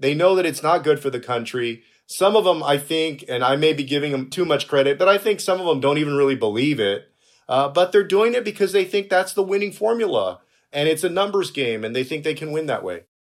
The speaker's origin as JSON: {"language": "English", "region": "Texas", "country": "United States", "said": "I'm from Texas"}